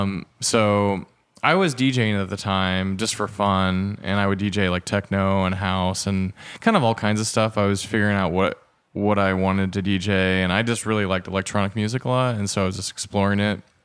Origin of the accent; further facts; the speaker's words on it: Fairland, Indiana, United States; also born or lived in Muncie, Indiana; I grew up in Fairland, in Indiana.